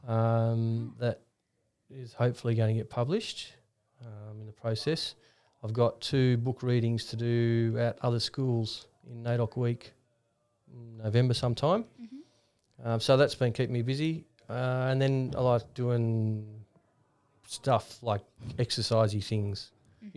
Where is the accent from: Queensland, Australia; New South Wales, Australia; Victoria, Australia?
New South Wales, Australia; Ballina; I'm from Ballina in the far north coast